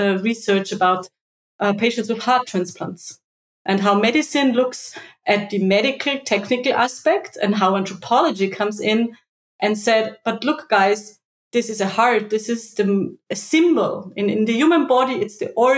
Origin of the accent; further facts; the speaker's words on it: Austria; I wanted to stay in my home country